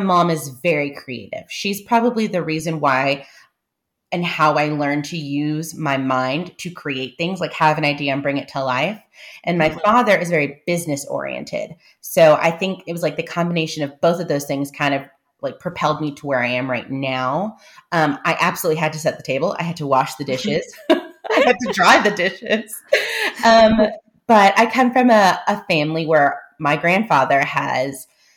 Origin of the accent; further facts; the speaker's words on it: San Antonio, Texas, United States; I'm coming recorded from San Antonio, Texas, which is where I live. I grew up here, and our roots are planted